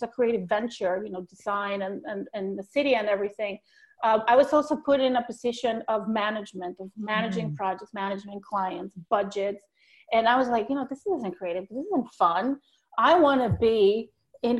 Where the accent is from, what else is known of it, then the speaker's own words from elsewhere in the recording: Bogotá, Colombia; moved away as an adult; also born or lived in New York City, United States; now in Long Island, United States; I was born in Bogota, Colombia